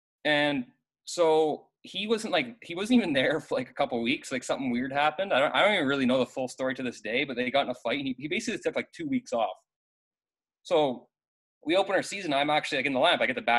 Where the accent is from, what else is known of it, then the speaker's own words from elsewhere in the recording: Scottsdale, Arizona, United States; moved away; also born or lived in Canada; I am Canadian, but I grew up mostly in Scottsdale.